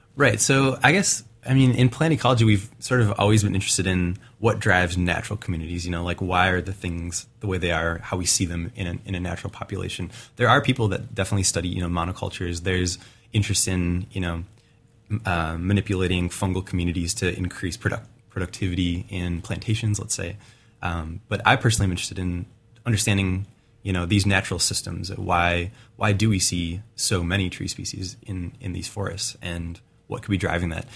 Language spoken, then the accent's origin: English; Wisconsin, United States; now in Oregon, United States; I'm from Wisconsin originally